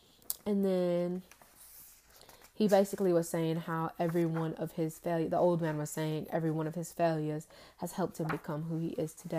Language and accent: English; United Kingdom; accent: British; and sometimes I slip in and out my accent very Like I don't hold on to the accent as long as I could, but I actually can slip into it very quickly. Like I can like that sound. I can slip into my accent on a dime.